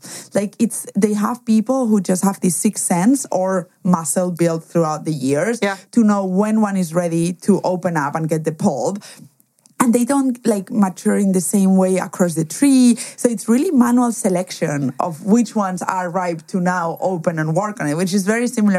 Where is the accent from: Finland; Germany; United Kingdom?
Germany; English is a second language; also born or lived in Spain; Obviously, we said that I was from Spain, but also I cannot escape my accent and or my name. But what most people don't know is I was actually raised in Germany.